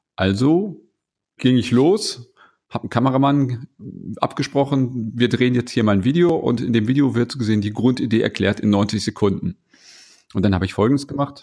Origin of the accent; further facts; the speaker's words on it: around Bielefeld, North Rhine-Westphalia, Germany; now in Ruhr area, Germany; ich wohne hier jetzt im Ruhrgebiet, komme ursprünglich aus Ostwestfalen, falls das einer kennt. Ich komme aus der Region grob um Bielefeld